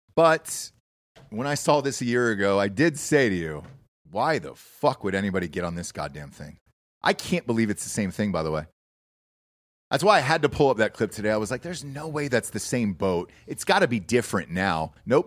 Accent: Georgia, United States; I grew up in Georgia

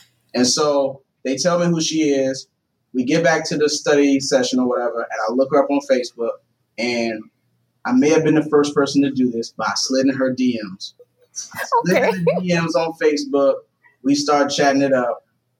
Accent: the South, United States; I grew up in the South.

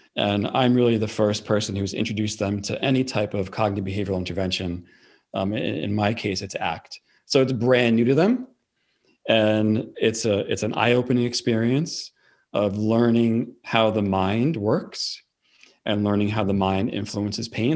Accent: New York, United States; accent: New York; I'm from New York

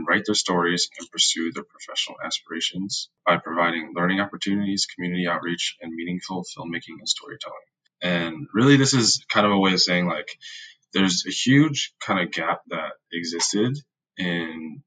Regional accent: Midwest, United States; growing up in the Midwest

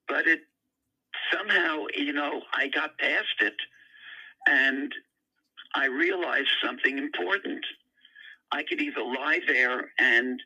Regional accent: New York City, New York, United States; the area in which I grew up in Queens, New York

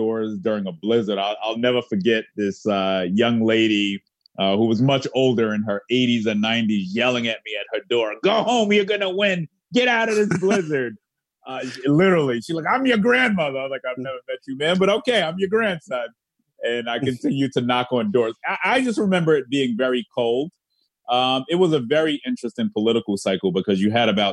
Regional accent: New York City, New York, United States; also born or lived in Arverne, Rockaway; I'm a product of everywhere you could think of in South Queens, from Jamaica to St. Albans to Rosedale to Laurelton to Springfield and to the Rockaways as well

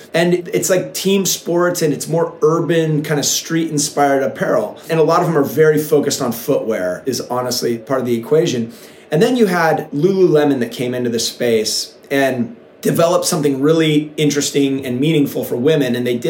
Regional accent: Encinitas, California, United States; we're from Encinitas, California, which sometimes I sound like I'm a salesperson for Encinitas, but it's one of the coolest little towns in America. It's situated in North County, San Diego.

